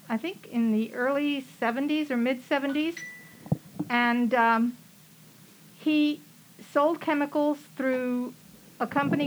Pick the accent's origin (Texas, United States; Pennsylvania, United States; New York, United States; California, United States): Texas, United States; San Antonio; moved away as an adult; also born or lived in Houston / Austin; I moved here from Houston, but I was born and raised in San Antonio.